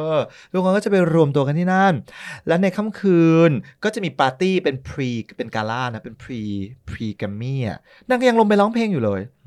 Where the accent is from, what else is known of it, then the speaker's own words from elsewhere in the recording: Thailand; เราเป็นคนไทย